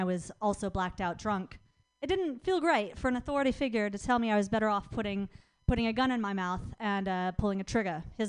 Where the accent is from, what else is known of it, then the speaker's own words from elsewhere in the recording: Idaho, United States; moved away; also born or lived in Florida; I grew up in Idaho.